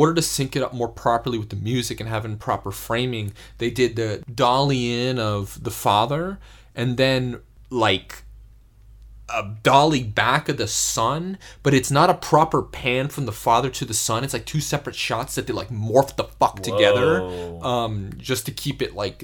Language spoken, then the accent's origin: English; United States; As an American